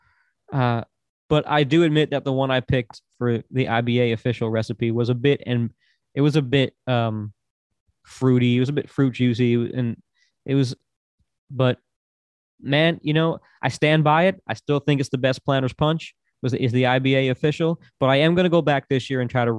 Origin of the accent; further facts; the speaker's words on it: Florida, United States; accent: East Coast American; moved away as an adult; also born or lived in New York State; now in Tennessee, United States; I was born in New York State, and I grew up through most of my childhood in Florida, my teenage years, my 20s in Florida, came to Tennessee. later in life